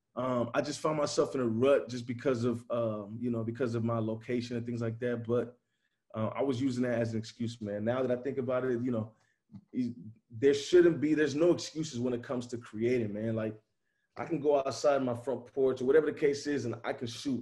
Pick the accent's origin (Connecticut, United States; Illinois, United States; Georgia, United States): Illinois, United States; Chicago; now in Nashville, United States; I'm from Chicago